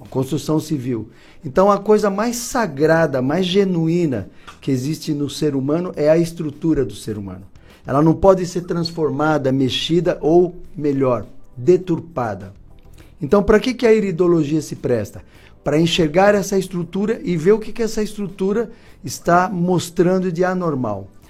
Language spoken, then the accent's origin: Portuguese; São Paulo, Brazil; also born or lived in Curitiba / Ponta Grossa; now in Florianópolis, Brazil; eu sou de São Paulo, morei 22 anos em Curitiba